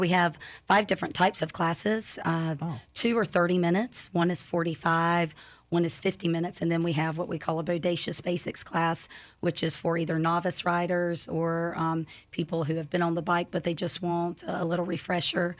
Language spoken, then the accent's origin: English; North Carolina, United States; moved away as an adult; now in Lakeland, United States; I'm from North Carolina, moved here in 2013